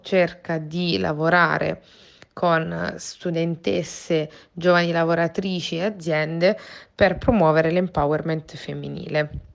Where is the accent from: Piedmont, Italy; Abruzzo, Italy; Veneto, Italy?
Abruzzo, Italy; sono abruzzese